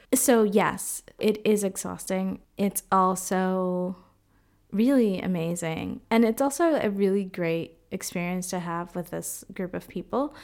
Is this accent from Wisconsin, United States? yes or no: no; Boston, Massachusetts, United States; moved away as an adult; also born or lived in Dominican Republic / Nicaragua; now in Freiburg, Germany; I grew up in Boston, but was born in the Dominican Republic